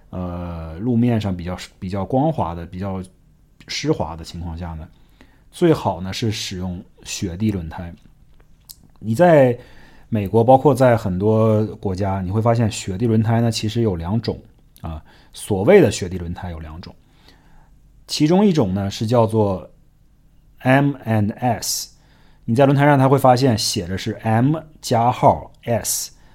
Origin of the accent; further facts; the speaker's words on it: Northeast China, China; now in United States; 我们这种在东北长大的小孩儿